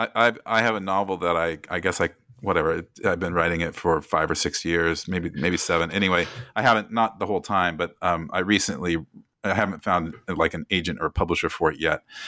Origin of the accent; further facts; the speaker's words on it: Oskaloosa, Iowa, United States; when I was growing up in Iowa in the seventies, I think I was eleven or twelve